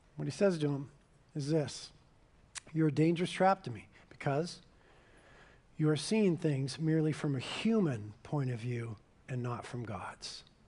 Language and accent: English; Carpinteria, California, United States; I was born and raised in Carpinteria